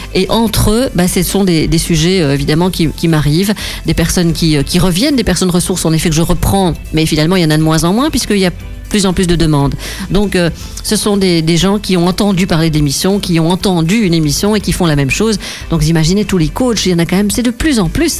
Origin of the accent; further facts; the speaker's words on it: Cuesmes, Wallonia, Belgium; je suis de Quem